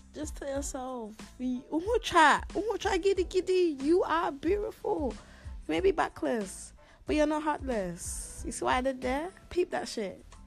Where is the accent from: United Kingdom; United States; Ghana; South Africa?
Ghana; moved away; also born or lived in Netherlands; I come from Ghana